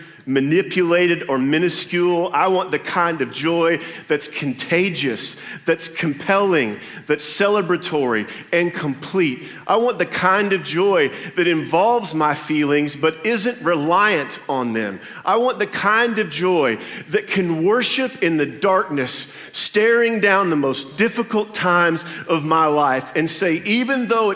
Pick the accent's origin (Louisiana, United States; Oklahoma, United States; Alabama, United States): Oklahoma, United States; Berry Hill; also born or lived in Tulsa, Oklahoma; I'm from Tulsa, Oklahoma. Grew up in a little town called Berry Hill, Oklahoma.